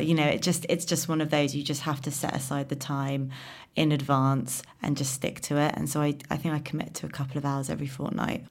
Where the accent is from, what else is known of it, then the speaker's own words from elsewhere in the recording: London, United Kingdom; I'm a Londoner, born in London